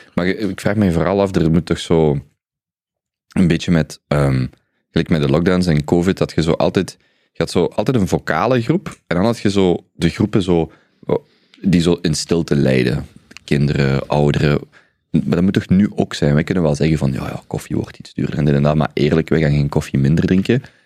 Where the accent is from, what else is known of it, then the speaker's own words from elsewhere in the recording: Belgium; als Belgen